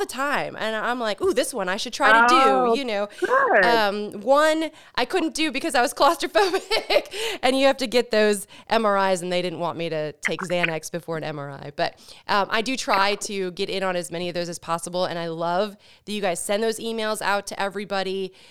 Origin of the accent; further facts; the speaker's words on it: Chicago, Illinois, United States; now in Maryland/Greater DC area, United States; I'm actually from Chicago